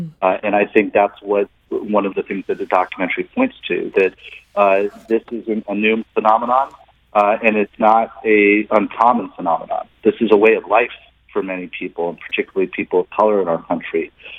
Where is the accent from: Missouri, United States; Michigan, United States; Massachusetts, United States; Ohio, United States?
Missouri, United States; St. Louis; And then growing up in St. Louis, the city, you know, St. Louis has a rich tradition of the arts for a city of its size.